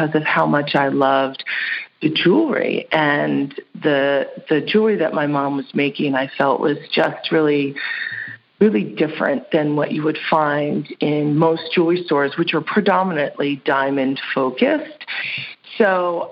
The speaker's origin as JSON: {"language": "English", "area": "Hudson Valley", "region": "New York", "country": "United States", "tie": "born or raised there", "also_born_or_lived": "New England / Manhattan, New York", "moved": "as an adult", "lives_now": "San Francisco, United States", "said": "I grew up in the Hudson Valley region of New York"}